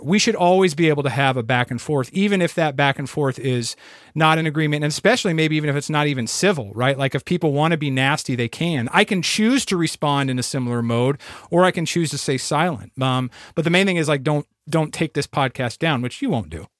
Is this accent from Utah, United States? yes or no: no; Iowa, United States; moved away; I'm from Iowa initially